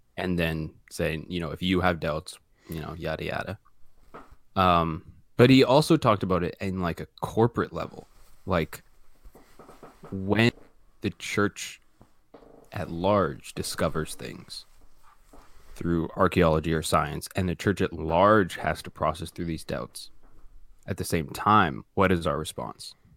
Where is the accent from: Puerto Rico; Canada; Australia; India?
Canada